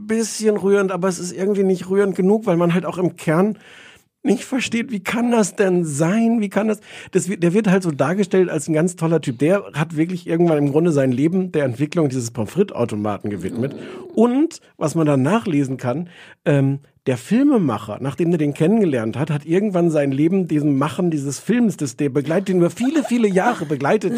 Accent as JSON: {"language": "German", "country": "Germany", "said": "als Deutscher"}